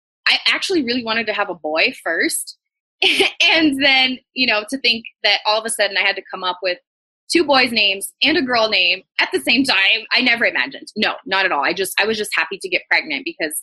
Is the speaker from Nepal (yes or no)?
no; Brazil; English is a second language; moved away as an adult; now in United States; I was born in Brazil and I was, you know, I lived there my entire life until I was 23 and got married to an American and moved to the US.